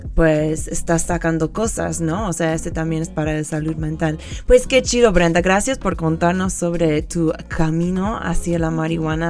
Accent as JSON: {"language": "Spanish", "country": "United States", "moved": "yes", "lives_now": "Mexico", "said": "soy gringa"}